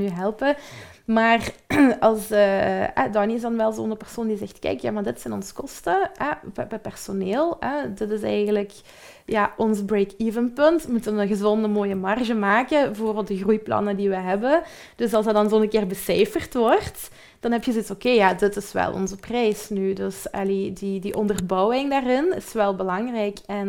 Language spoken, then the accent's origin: Dutch; Belgium; we zijn typische Belgen ook